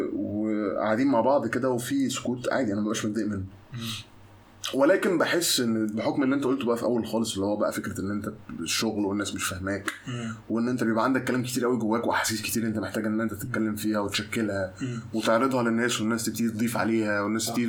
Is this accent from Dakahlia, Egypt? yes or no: yes; Mansoura, Dakahlia, Egypt; انا مولود في المنصوره